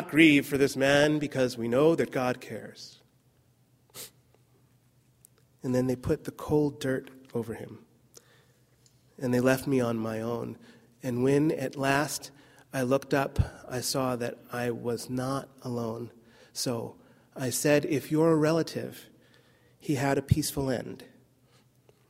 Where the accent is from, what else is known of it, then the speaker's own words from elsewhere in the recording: New Jersey, United States; moved away; also born or lived in California; I'm really from New Jersey